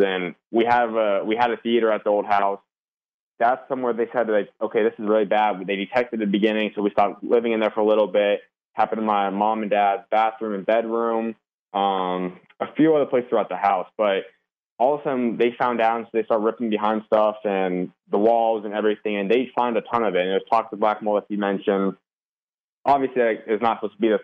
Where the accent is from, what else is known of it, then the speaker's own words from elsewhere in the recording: Arizona, United States; I grew up always born and raised Arizona